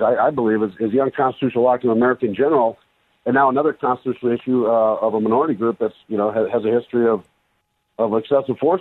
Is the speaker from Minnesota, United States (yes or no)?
yes; Minneapolis, Minnesota, United States; I grew up in Minneapolis, went to school, University of Minnesota. I spent 20 years right there